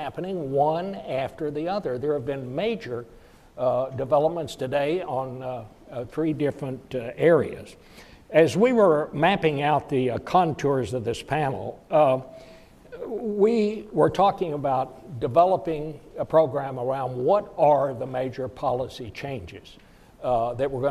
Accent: Fort Worth, Texas, United States; when I was growing up in Fort Worth

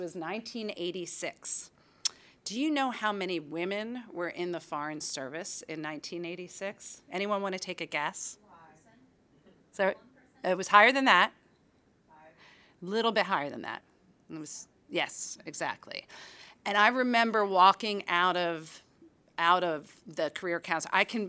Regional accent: Philadelphia, Pennsylvania, United States; I grew up in Philadelphia, and my father was a high school history teacher.

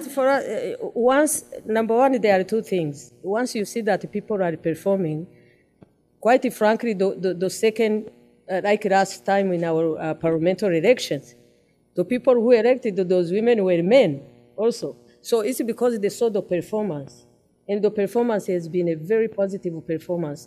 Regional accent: Rwanda; Umuganda that has helped our country to be rebuilt

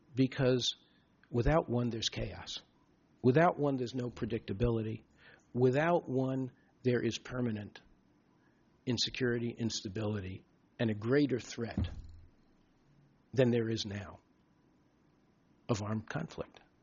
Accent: United States; as an American

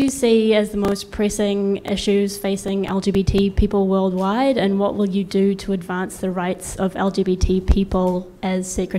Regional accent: Christchurch, Canterbury, New Zealand; moved away as an adult; now in United States; I'm a New Zealander from Christchurch who's been here since 2007 for university and then stayed afterwards

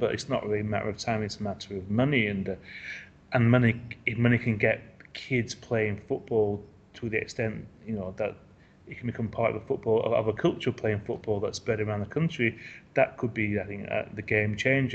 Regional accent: England, United Kingdom; now in Asia; I'm an English football writer based in in Asia

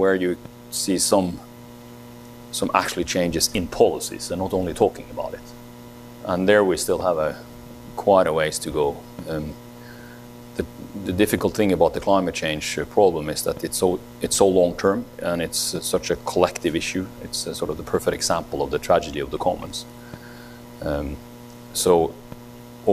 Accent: Norway; in my home country, in Norway

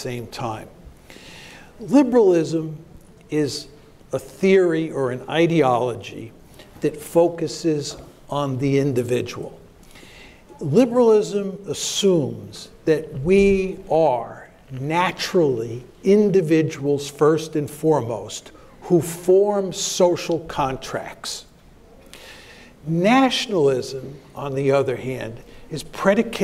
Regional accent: United States; I was born in the United States of America

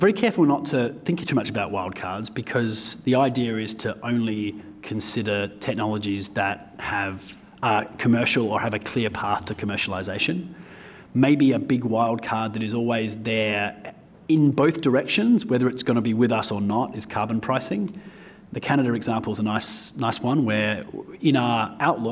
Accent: Australia; I am from Australia

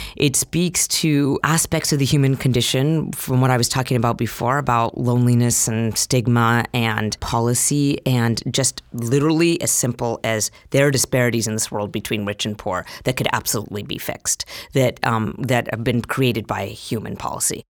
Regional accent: Utah, United States; moved away as an adult; now in San Francisco, United States; I grew up in Utah. I was born and raised there.

